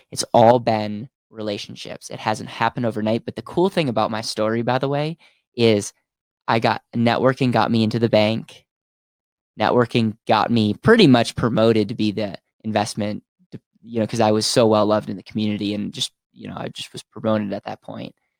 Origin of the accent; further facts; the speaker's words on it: Stevens Point, Wisconsin, United States; University of Stevens Point, which was my hometown